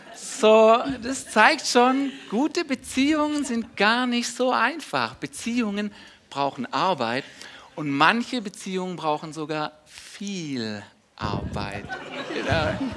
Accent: Germany; wir als Deutsche

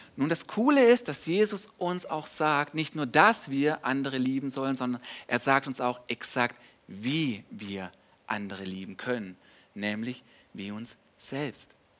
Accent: Germany; wir als Deutsche

